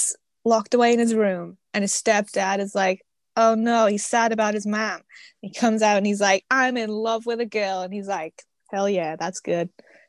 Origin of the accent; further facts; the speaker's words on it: United Kingdom; I'm British.